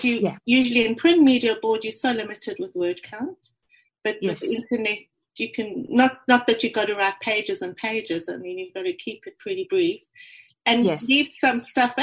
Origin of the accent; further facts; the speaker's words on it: South Africa; accent: South African; moved away as an adult; now in Melbourne, Australia; I'm from South Africa, as you can hear from my accent.